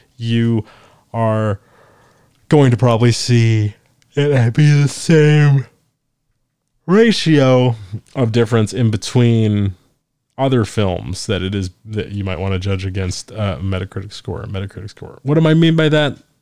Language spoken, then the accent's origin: English; Forsyth County, Georgia, United States; it's from my hometown, if I do the the Forsyth County News from Forsyth County, Georgia